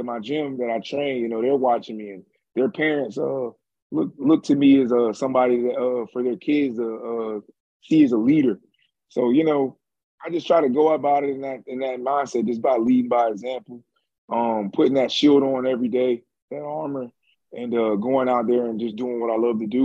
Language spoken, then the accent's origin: English; Jacksonville, Florida, United States; also born or lived in Orlando; I'm from Jacksonville